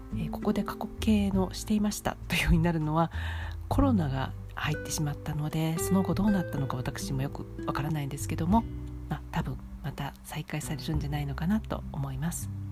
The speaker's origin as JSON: {"language": "Japanese", "region": "Kansai", "country": "Japan", "tie": "born or raised there", "also_born_or_lived": "Kanto", "moved": "yes", "said": "私は関西出身なので"}